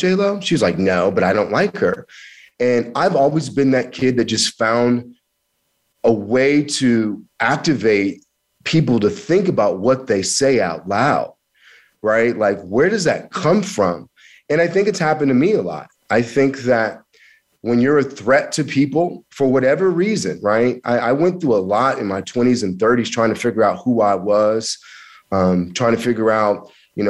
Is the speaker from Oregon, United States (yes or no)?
no; Kansas, United States; also born or lived in Missouri; I'm from that area. I grew up in Kansas. I went to school in Missouri.